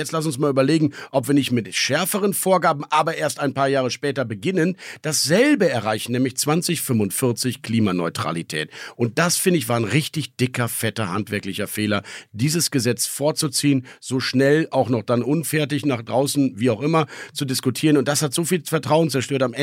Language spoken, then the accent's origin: German; Münster, North Rhine-Westphalia, Germany; Münster geboren ist ja so halb.